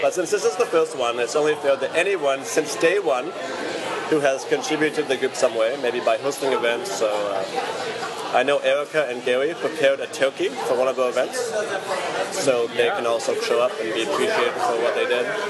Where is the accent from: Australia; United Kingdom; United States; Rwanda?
United Kingdom; now in Vancouver, Canada; as a British person